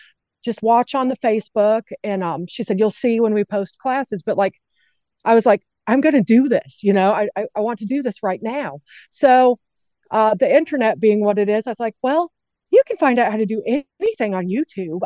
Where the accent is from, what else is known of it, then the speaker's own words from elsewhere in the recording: Englewood, Colorado, United States; moved away as an adult; also born or lived in Wyoming; now in Corinth, United States; I grew up, the first suburb south of Denver in Colorado is called Inglewood. And we lived there for 22 years